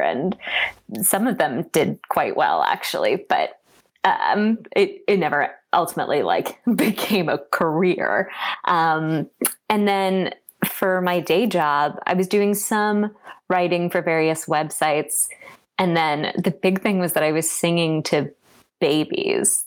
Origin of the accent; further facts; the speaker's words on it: Washington, District of Columbia, United States; I was born in Washington, D.C., actually in DC, so not from a state